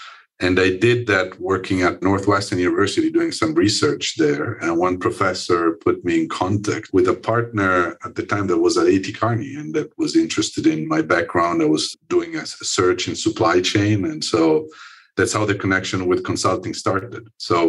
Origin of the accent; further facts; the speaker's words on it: Milan, Lombardy, Italy; English is a second language; moved away as an adult; also born or lived in Chicago, United States; I grew up in Italy. I grew up in Milan, although from a German mother and a Sicilian father.